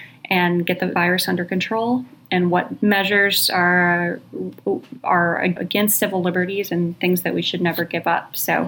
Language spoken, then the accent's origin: English; United States; now in Hong Kong; I'm reporting from Hong Kong. It's interesting being an American in Hong Kong.